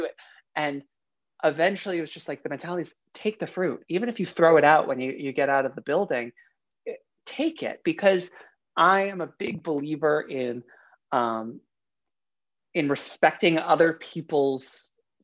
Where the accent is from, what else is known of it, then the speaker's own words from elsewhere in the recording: New York City, New York, United States; also born or lived in Long Island; I grew up in Queens up until high school, pretty much, and then like bar mitzvah season. And then for bar mitzvah season, we moved out to Long Island